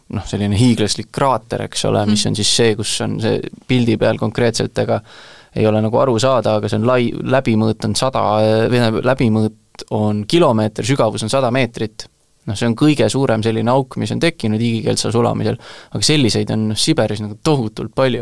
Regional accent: Tallinn, Harju County, Estonia; sünnilt olen Tallinnast, hetkel elan Tallinnast kaugemal

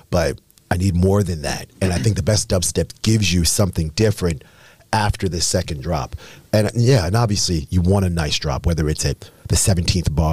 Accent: Baltimore, Maryland, United States; also born or lived in England; I was born in England. Parents are from Trinidad and Tobago. I came to the United States when I was 18 months old, and I grew up in Baltimore, Maryland

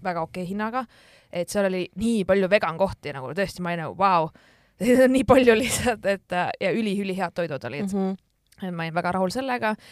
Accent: Estonia; ma olen Eestist

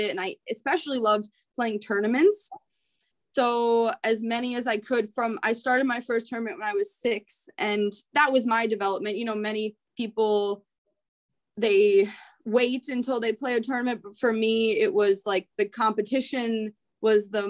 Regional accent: Rochester, Minnesota, United States; So I grew up in Rochester, Minnesota. That's where um, a lot of Scandinavians live

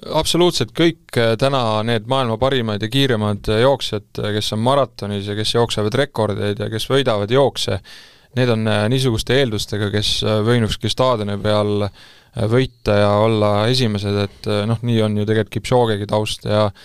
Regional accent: Estonia; ma olen ju eestlane

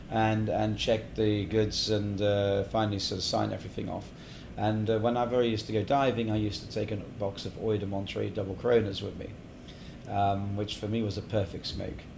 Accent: England, United Kingdom; also born or lived in Middle East; now in Estonia; yeah I was brought up in England and actually in the Middle East, and my mother's actually Australian. So I'm bouncing all over the place here, and now been in Estonia for my God since 2004.

